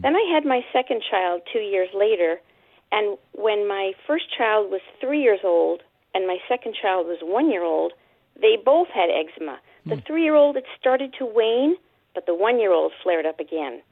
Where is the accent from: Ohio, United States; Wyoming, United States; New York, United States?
New York, United States; New York City; moved away as an adult; also born or lived in Long Island, New York / Connecticut; now in Ventura, California, United States; I grew up in Brooklyn, Queens, and Long Island, New York.